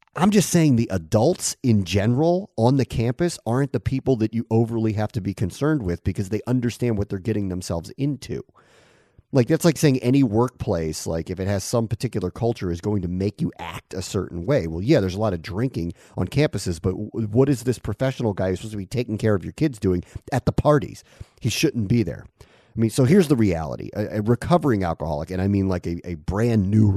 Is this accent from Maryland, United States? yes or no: yes; Silver Spring, Maryland, United States; now in Connecticut, United States; I call myself a DC native. I'm from Silver Spring